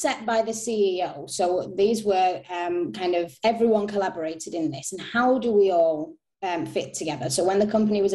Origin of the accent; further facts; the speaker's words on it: Manchester, North West England, United Kingdom; moved away as an adult; now in Stockholm, Sweden; I'm from Manchester. I moved to Stockholm in September last year